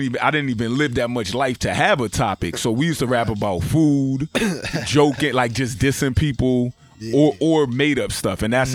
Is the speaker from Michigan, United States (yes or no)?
no; Norwalk, Connecticut, United States; also born or lived in Bridgeport, Connecticut / Jamaica (ancestry); Originally, Norwalk, South Norwalk, Connecticut. Okay. Project by the name of Washington Village, a.k.a. D-Block.